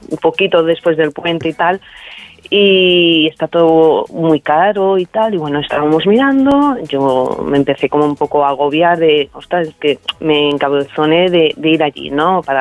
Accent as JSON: {"language": "Spanish", "town": "Barcelona", "region": "Catalonia", "country": "Spain", "said": "soy de Barcelona, ¿no?"}